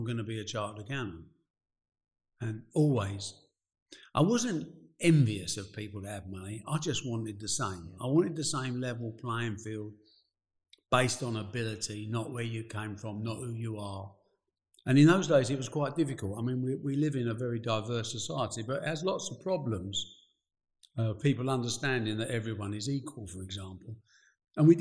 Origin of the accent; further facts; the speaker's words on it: Dagenham, London, United Kingdom; I was born in Dagenham in the East End and my dad was a bus driver